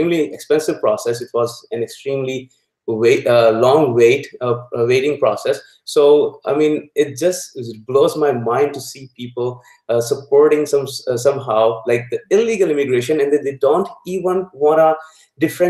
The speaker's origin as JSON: {"language": "English", "town": "Lahore", "region": "Punjab", "country": "Pakistan", "tie": "born or raised there", "moved": "as an adult", "lives_now": "United States", "said": "I'm originally from Pakistan. I was born and raised in Lahore, Pakistan"}